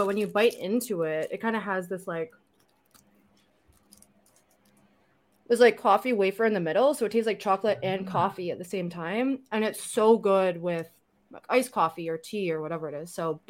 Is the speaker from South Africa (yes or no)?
no; Canada; also born or lived in Toronto; As a Canadian